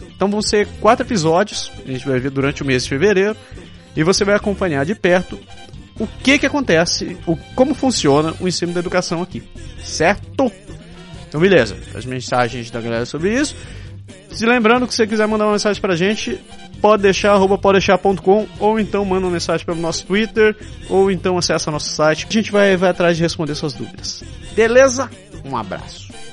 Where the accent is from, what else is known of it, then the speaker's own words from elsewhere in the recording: Belém, Pará, Brazil; first language Japanese; moved away as an adult; now in Quebec, Canada; Eu nasci no Brasil, mais especificamente em Belém do Pará